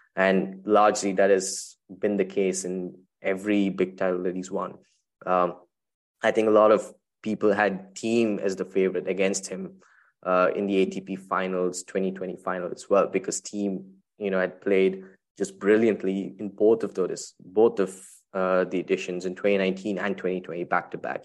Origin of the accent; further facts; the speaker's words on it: Chennai, Tamil Nadu, India; my hometown, Chennai